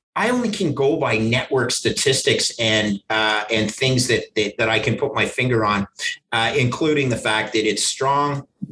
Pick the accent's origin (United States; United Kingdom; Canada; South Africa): Canada; I grew up in Canada